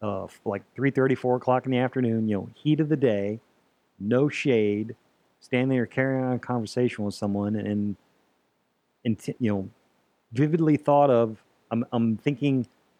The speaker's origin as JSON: {"language": "English", "region": "Florida", "country": "United States", "tie": "born or raised there", "said": "I'm born and raised in Florida, so I'm used to the humidity."}